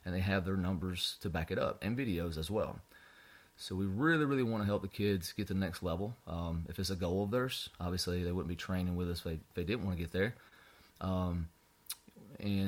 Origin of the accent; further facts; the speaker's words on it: North Alabama, United States; moved away as an adult; now in South Alabama, United States; born and raised in North Alabama